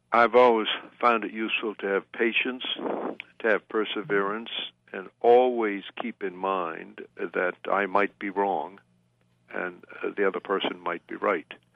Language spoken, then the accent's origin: English; Waterville, Maine, United States; when I was a small boy growing up in Waterville, Maine, many years ago